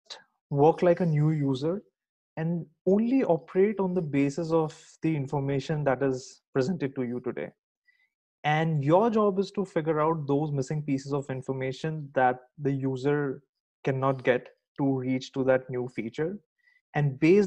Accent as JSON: {"language": "English", "country": "India", "moved": "as an adult", "lives_now": "United States", "said": "I'm originally from India."}